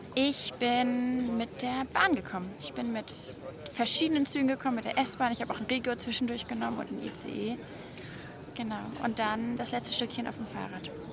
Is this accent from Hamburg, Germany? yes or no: yes; Hamburg, Germany; ich bin in einem Stadtteil groß geworden in Hamburg